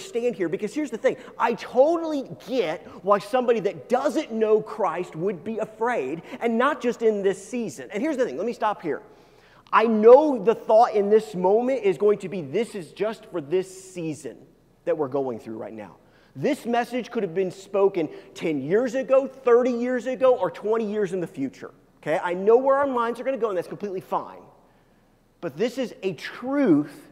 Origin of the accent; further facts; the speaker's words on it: United States; I grew up not in Kansas, but very close to Kansas